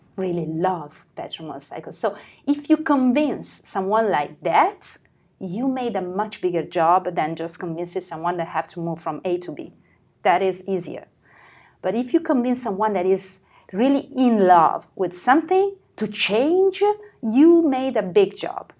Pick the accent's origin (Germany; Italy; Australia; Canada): Italy; we are Italian